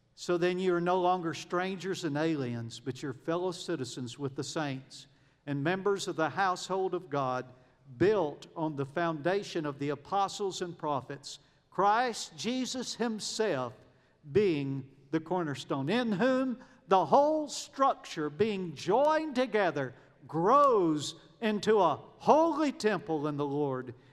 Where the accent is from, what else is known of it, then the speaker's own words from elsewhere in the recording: United States; moved away as an adult; also born or lived in Kenya; I was born in America